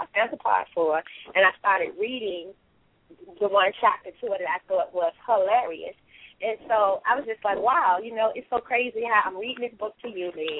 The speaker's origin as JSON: {"language": "English", "town": "Richmond", "region": "Virginia", "country": "United States", "said": "Richmond, Virginia."}